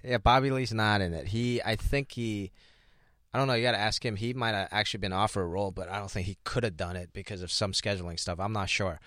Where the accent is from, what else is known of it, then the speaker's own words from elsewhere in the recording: Hong Kong; English is a second language; now in United States; growing up, we grew up in Hong Kong